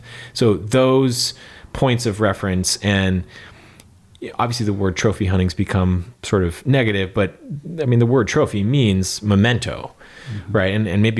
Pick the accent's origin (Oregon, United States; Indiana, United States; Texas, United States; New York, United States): Texas, United States; We're wild West Texas quail in a Stetson out there and amongst the, you know, mesquite and thorns and all that kind of stuff.